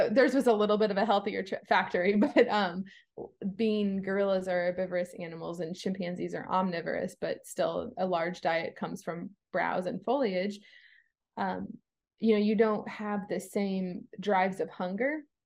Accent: East Coast of Florida, United States; I was born on the East Coast of Florida

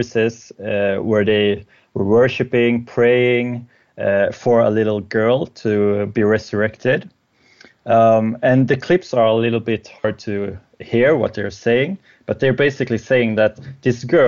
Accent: Sweden; English is a second language; I'm from Sweden

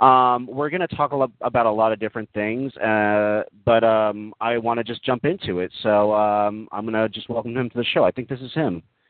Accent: Texas, United States; I'm also from Texas.

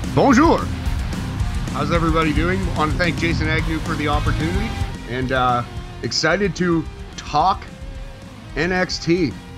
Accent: Canada; we're Canadian

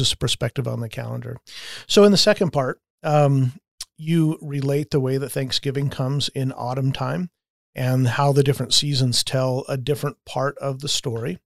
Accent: United States

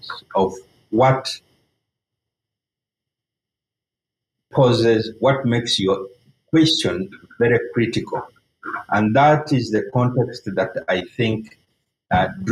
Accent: Uganda; I lived through for civil wars and military coups growing up in Uganda

